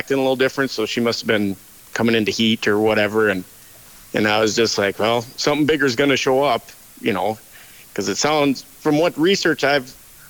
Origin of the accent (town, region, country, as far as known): Carrington, North Dakota, United States; born or raised there